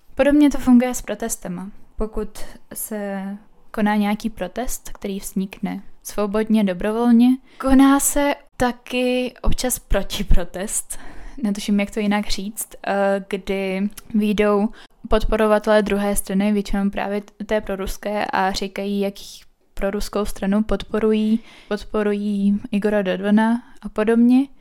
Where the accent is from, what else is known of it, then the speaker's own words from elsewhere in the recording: Czechia; also born or lived in Moldova; celý život život tady v Česku v podstatě od 6 let